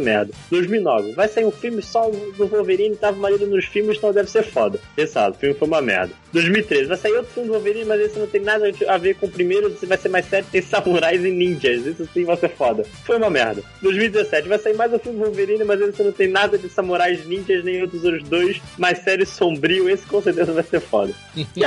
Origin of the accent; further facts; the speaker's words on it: Rio de Janeiro, Brazil; a gente vem do, da mesma área do Rio de Janeiro